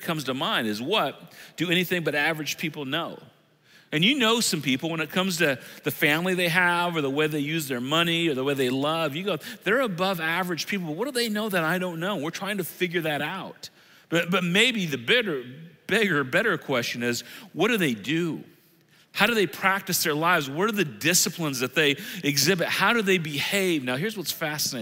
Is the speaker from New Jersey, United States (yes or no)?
no; Illinois, United States; now in Ohio, United States; I moved to Ohio in 1995. I grew up in Illinois, but I've been in Ohio longer than any place in my life